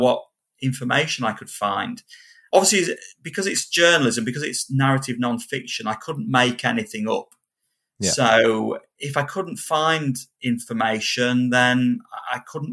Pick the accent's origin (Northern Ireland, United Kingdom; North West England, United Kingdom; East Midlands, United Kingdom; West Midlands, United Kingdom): North West England, United Kingdom; Kendal; accent: Kendal; my Kendall accent